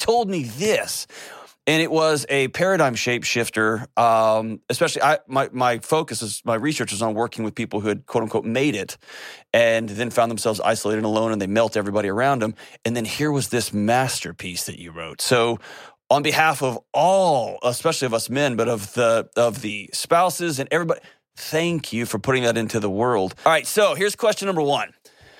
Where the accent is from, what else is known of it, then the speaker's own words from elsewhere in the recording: Texas, United States; moved away as an adult; I'm a lifelong Texan. I was born and raised in Texas